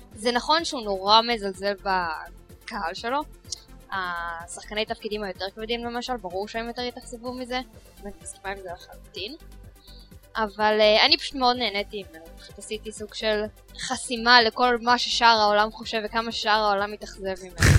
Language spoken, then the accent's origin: Hebrew; Israel; שאנחנו ישראלים